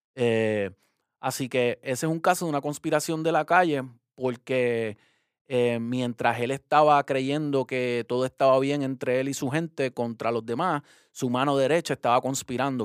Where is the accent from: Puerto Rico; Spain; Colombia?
Puerto Rico; como puertorriqueño